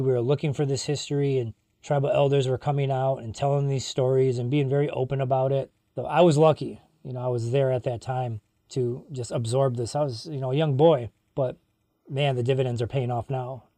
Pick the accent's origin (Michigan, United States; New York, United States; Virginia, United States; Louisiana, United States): Michigan, United States; Cross Village; I grew up in Cross Village